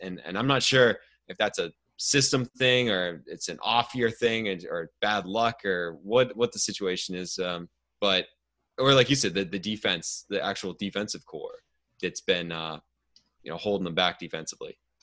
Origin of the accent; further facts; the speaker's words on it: outside of Cleveland, Ohio, United States; now in Ontario, Canada; I grew up outside of Cleveland